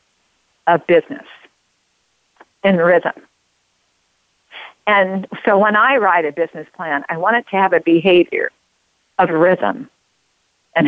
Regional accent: Oregon, United States; I grew up in Oregon

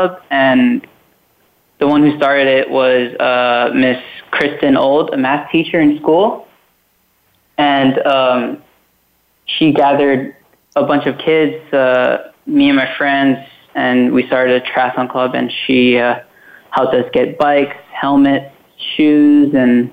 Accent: Kona, Hawaii, United States; living in Kona, growing up around Ironman

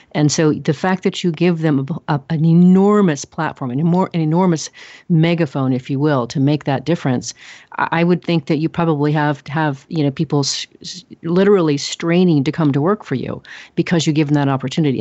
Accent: Oregon, United States; now in Texas, United States; I'm from Oregon. We are tree huggers there. I live in Texas now

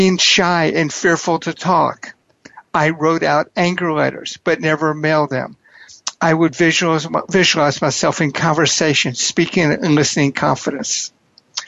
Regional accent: Houston, Texas, United States; I grew up in Houston, Texas in a divorced family

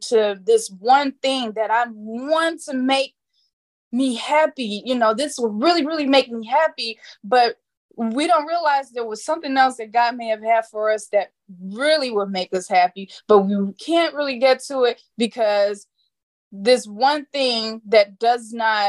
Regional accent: Indiana, United States; moved away as an adult; now in Arizona, United States; I live in Arizona. I moved out here 2.5 years ago from the Midwest. I'm from Indiana

